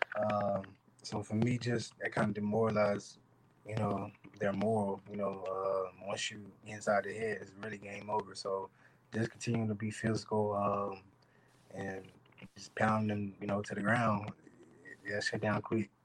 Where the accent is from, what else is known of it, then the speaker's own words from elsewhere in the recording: Little Rock, Arkansas, United States; growing up in Arkansas, you know, in Little Rock, it's kind of a rough environment